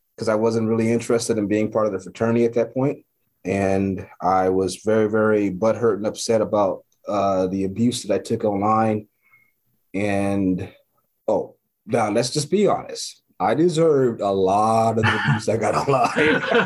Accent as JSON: {"language": "English", "town": "Los Angeles", "region": "California", "country": "United States", "tie": "born or raised there", "said": "growing up in South Central, my whatever house I lived in or apartment"}